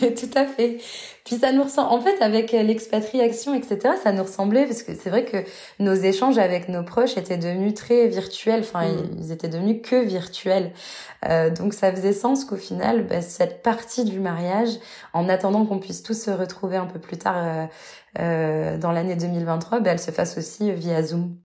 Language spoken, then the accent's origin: French; Arras, Hauts-de-France, France; moved away as an adult; now in Montreal, Canada; je suis originaire du nord de la France, donc de Arras exactement.